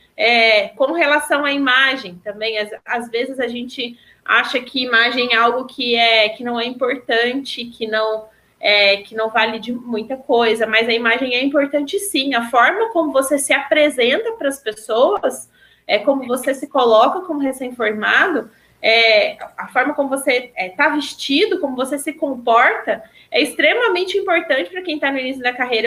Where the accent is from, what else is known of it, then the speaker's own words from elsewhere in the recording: Pouso Alegre, Minas Gerais, Brazil; eu sou de Pouso Alegre